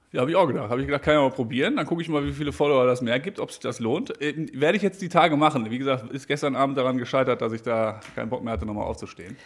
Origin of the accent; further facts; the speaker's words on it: Brilon, North Rhine-Westphalia, Germany; aus Brilon. Die Stadt kennst du wahrscheinlich. Das ist die Stadt, wo ich herkomme.